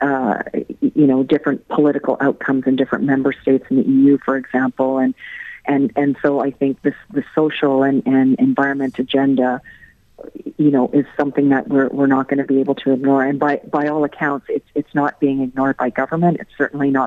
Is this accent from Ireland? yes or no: yes; Ireland; moved away; also born or lived in Canada; I'm originally from Ireland. My family is from and still lives in Limerick. So it's coming home in one way